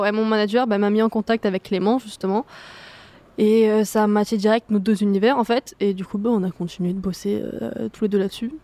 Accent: Marseille, Provence-Alpes-Côte d'Azur, France; je suis de Marseille, mais euh, ouais, je suis allée à Toulouse

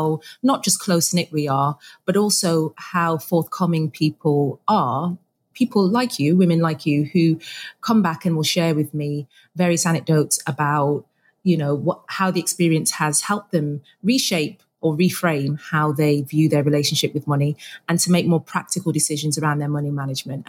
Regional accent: Birmingham, West Midlands, United Kingdom; I am a Brummie

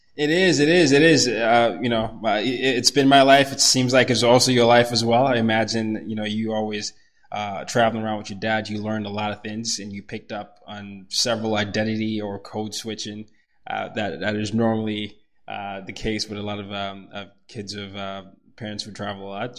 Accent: Nigeria; also born or lived in Sweden; now in United States; I'm from Nigeria

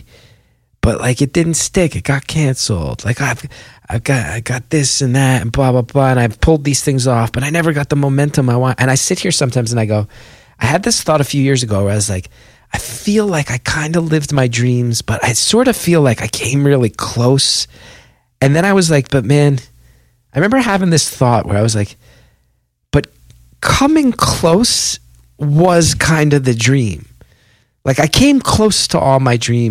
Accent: West Orange, New Jersey, United States; I'm from West Orange

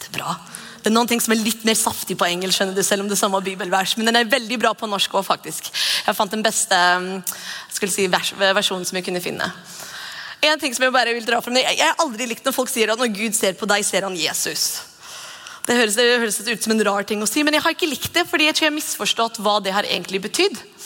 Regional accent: Norway; Vi er nordmenn

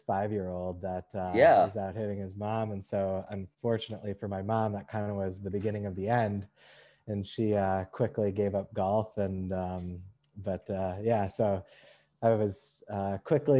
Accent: Madison, Wisconsin, United States; also born or lived in Texas; now in New York, United States; I grew up in Madison, Wisconsin area

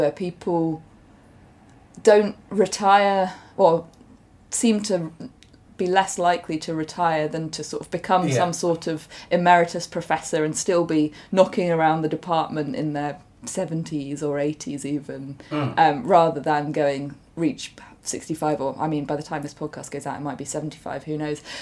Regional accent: Amersham, South East England, United Kingdom; I grew up in Buckinghamshire, so near to Amersham, okay. High Wycombe kind of area.

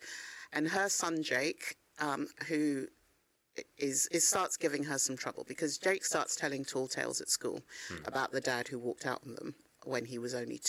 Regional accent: London, United Kingdom; also born or lived in Ghana; I was growing up in Northwest London

